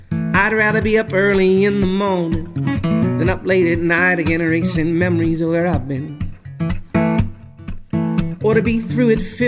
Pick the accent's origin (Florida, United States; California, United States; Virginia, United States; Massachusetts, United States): Massachusetts, United States; Peabody; now in Burlington, United States; I'm originally from Peabody, Mass